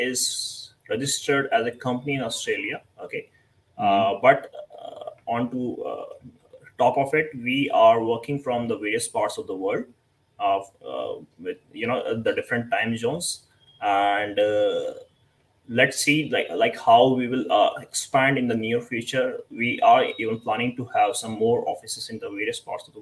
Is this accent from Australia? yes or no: no; India; I'm from India